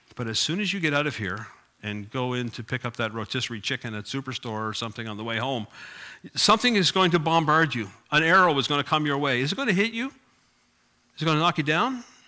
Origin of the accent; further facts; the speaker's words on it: Cape Breton, Nova Scotia, Canada; I grew up in Cape Breton